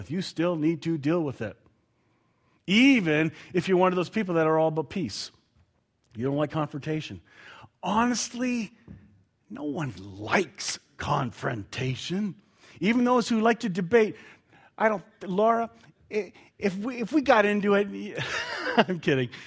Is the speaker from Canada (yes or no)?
yes; Canada; I'm Canadian. I took offense.